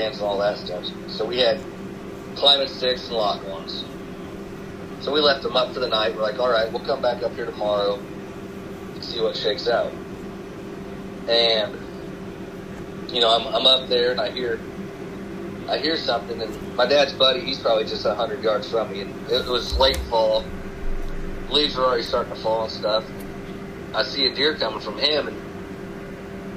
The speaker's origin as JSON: {"language": "English", "town": "Woodburn", "region": "Indiana", "country": "United States", "tie": "born or raised there", "said": "I grew up outside of Fort Wayne in a small town called Woodburn. Well, I was between Fort Wayne and Woodburn."}